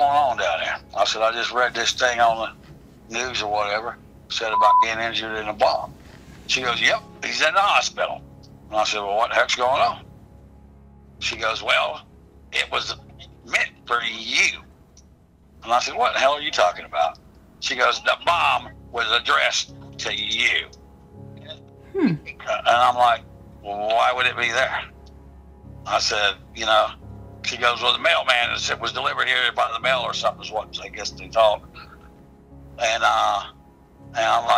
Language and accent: English; Okahumka, Florida, United States; also born or lived in Gainesville, Florida; I grew up in Okahumka, Florida, a dirt road community, rough lived life